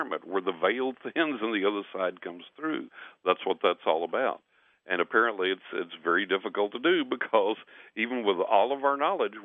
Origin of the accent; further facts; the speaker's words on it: West Texas, United States; growing up in West Texas